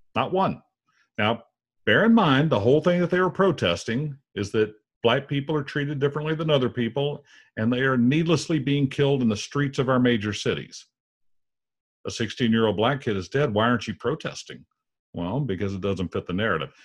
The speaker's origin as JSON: {"language": "English", "country": "United States", "said": "our country"}